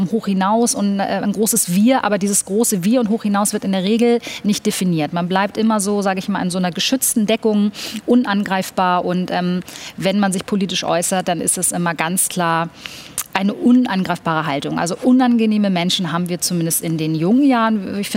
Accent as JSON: {"language": "German", "country": "Germany", "tie": "born there", "said": "Ich muss dazu sagen, ich bin in Deutschland geboren"}